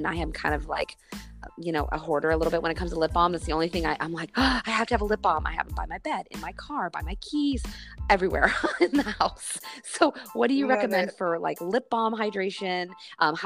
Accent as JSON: {"language": "English", "region": "Midwest", "country": "United States", "tie": "born or raised there", "said": "I grew up in the Midwest"}